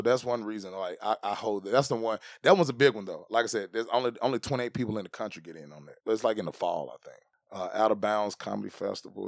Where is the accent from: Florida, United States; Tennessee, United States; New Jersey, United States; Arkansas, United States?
Tennessee, United States; I grew up in Tennessee